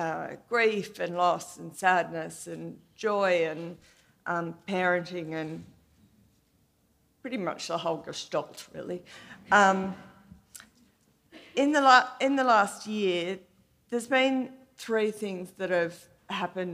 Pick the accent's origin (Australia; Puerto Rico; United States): Australia; I'm from Australia, and I work at the ABC, which is our national public broadcaster